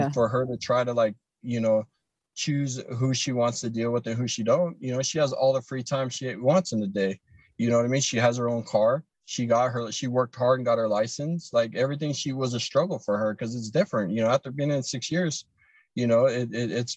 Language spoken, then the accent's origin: English; Ohio, United States; I'm from Ohio